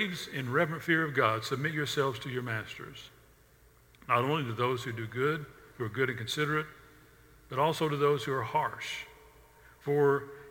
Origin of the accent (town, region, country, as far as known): the South, United States